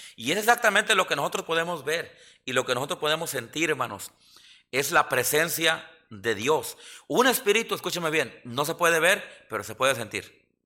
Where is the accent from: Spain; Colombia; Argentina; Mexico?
Mexico; now in Yakima, United States; los mexicanos somos bien supersticiosos